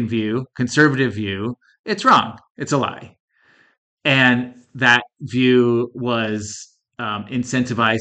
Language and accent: English; Northeast, United States; now in Colorado, United States; I grew up in the Northeast where it's dreary and cold almost all year round, and I moved out to this warm, dry, sunny climate